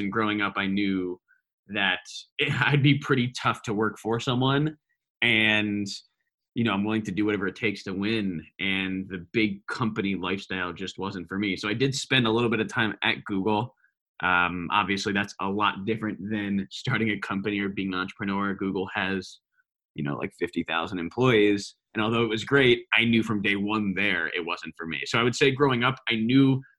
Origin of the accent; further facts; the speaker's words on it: Westfield, New Jersey, United States; moved away as an adult; also born or lived in Virginia / California; I'm lucky enough to grow up in Westfield, New Jersey, where I know you live as well. So I grew up in Westfield basically my whole life